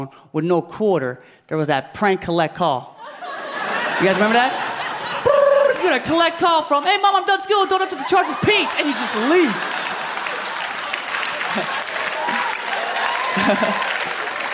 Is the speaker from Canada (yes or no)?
no; Philippines; I'm Filipino